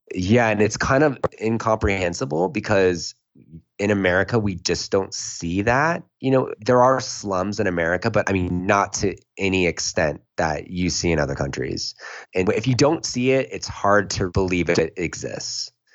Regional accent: San Jose, California, United States; I was born in San Jose, California. And I grew up in a family that, you know, was very traditional

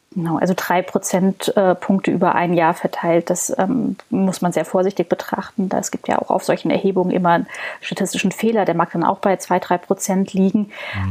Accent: Berlin, Germany; ich als Berlinerin

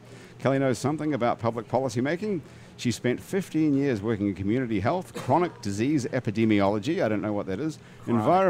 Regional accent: New Zealand; now in New Orleans, United States; I'm from New Zealand, too. I've been here about 24 years.

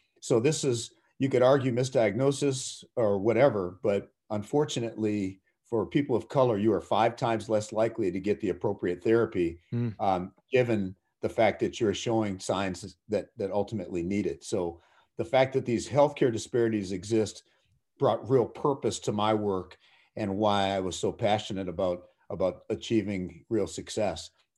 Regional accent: Minnesota, United States; So I grew up in the Twin Cities

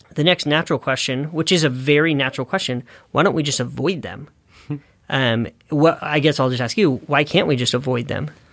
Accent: Northern California, United States; growing up in Northern California and seeing some of those damages in my hometown

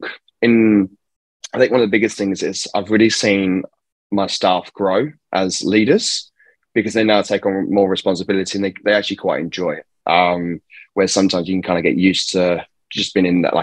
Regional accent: England, United Kingdom; now in Perth, Australia; Born and raised in England

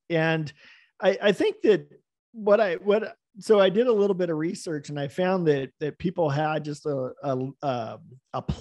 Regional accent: West Coast, United States; also born or lived in Virgin Islands; even though I'm from the West Coast, I spent all my time in the in the Virgin Islands, and I hadn't actually been to Hawaii

